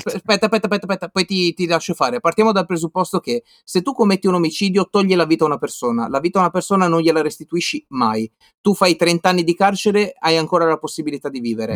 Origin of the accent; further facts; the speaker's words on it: Liguria, Italy; moved away; io sono ligure